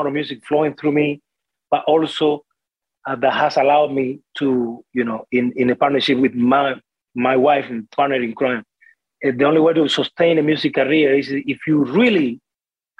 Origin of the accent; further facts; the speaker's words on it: Cuba; first language Spanish; English is a second language; moved away as an adult; also born or lived in Smithers, British Columbia, Canada; now in Canada; It's my mother tongue. I grew up in Cuba. I moved to Canada when I was 23.